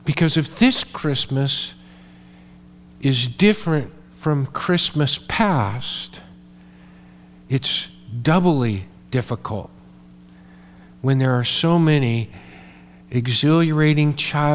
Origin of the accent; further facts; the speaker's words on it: Modesto, California, United States; I grew up in Modesto